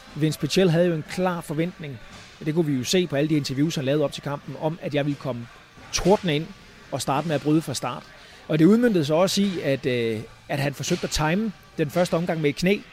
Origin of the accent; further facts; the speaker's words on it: Falster, Zealand, Denmark; moved away as an adult; now in United States; fra, øh, fra Falster, og mange hjemme på Falster kender mig jo